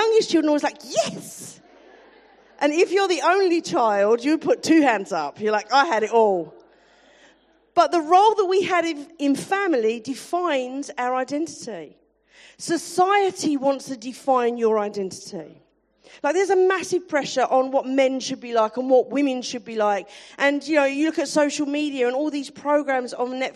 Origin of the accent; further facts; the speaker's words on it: London, United Kingdom; I am definitely from South London.